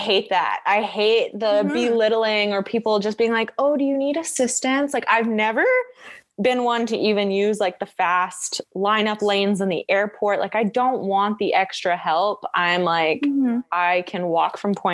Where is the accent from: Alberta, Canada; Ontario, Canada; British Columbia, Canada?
Alberta, Canada; Edmonton; I'm from Edmonton. Like, I grew up near Banff and Jasper